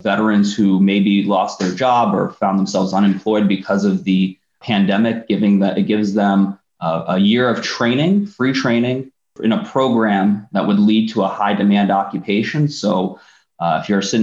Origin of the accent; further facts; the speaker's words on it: Northeast, United States; I'm from the Northeast. We talk fast.